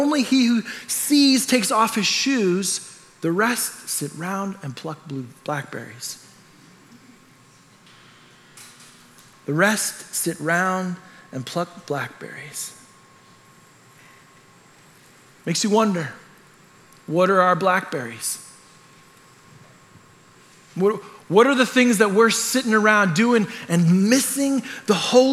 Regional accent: Canada; I'm Canadian. I grew up in a culture that's just like this

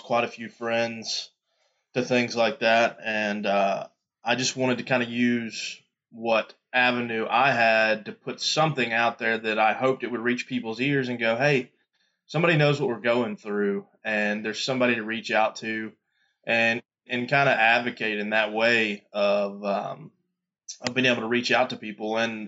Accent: Louisiana, United States; born there; also born or lived in Mississippi / Florida; I was born in Louisiana and spent a lot of time in Mississippi. We lived in Florida. I've kind of lived all over the place

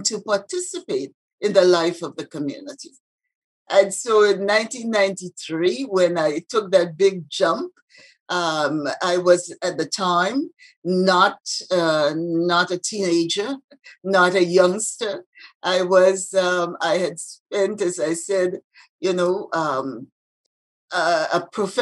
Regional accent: Grenada; moved away as an adult; also born or lived in Toronto, Canada; now in Canada; I was born in Grenada. I came to Canada and the Caribbean, Canada-Caribbean domestic scheme.

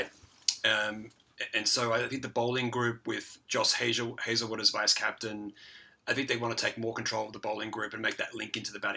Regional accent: Queensland, Australia; now in Shanghai, China; Stradbroke Island, which is in Queensland, my home state

